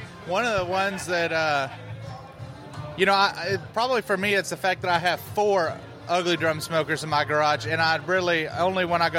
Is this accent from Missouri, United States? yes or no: no; Houston, Texas, United States; I'm from Houston